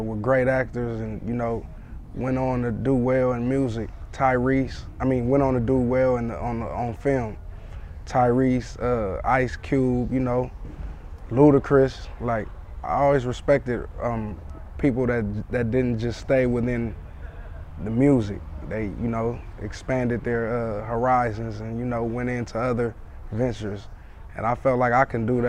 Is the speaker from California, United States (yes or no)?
yes; San Francisco, California, United States; my hometown of San Francisco in the Bay Area